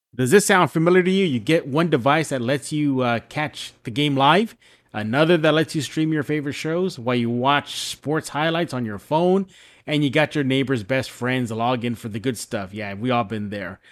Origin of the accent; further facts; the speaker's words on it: San Antonio, Texas, United States; I am born and raised in San Antonio.